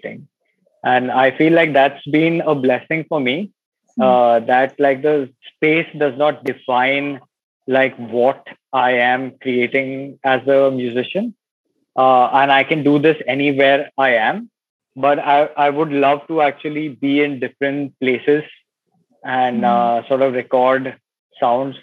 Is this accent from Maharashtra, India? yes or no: yes; Mumbai, Maharashtra, India; I'm born and brought up in Bombay